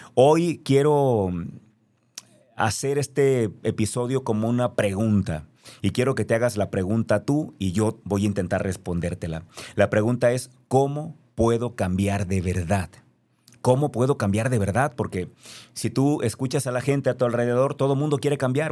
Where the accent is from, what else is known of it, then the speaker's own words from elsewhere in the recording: Mexico; Yo soy mexicano, nací aquí, no lo puedo cambiar.